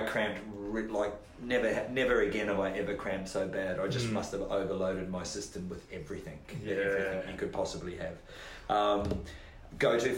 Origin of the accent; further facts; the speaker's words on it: Rotorua, Bay of Plenty, New Zealand; my hometown in Rotorua in New Zealand